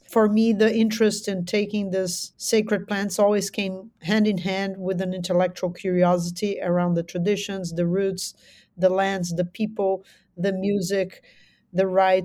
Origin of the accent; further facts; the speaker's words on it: São Paulo, Brazil; I am from São Paulo. São Paulo is a huge megalopolis. And so I've been kind of a very urban creature.